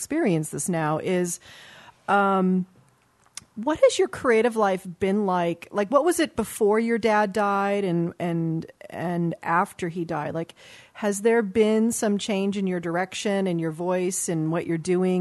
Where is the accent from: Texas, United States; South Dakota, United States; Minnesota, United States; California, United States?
California, United States; Los Angeles; also born or lived in Westchester, Los Angeles; I grew up in Brentwood and the Palisades